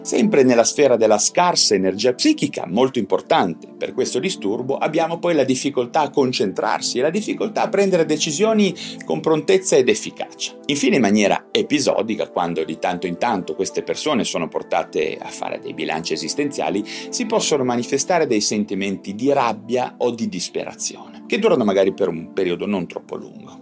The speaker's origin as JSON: {"language": "Italian", "town": "Genoa", "region": "Liguria", "country": "Italy", "said": "io da genovese verace"}